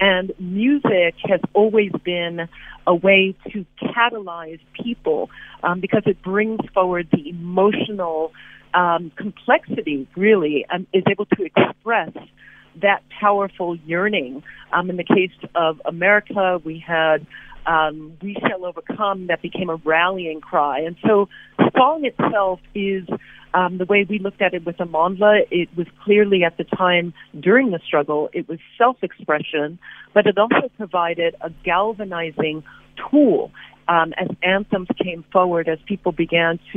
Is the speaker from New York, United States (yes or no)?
yes; New York City, New York, United States; moved away as an adult; also born or lived in Los Angeles; as Black folk growing up in New York City, we were touched by that music